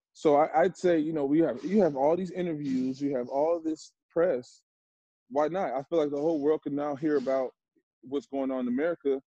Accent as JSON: {"language": "English", "town": "Chicago", "region": "Illinois", "country": "United States", "tie": "born or raised there", "said": "I'm from Chicago area, you know, then move to the, the, suburbs"}